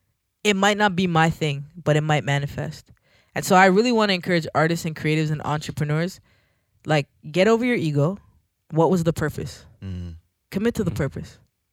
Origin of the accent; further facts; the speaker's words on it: Jamaica; Like, wait, I'm Jamaican, right?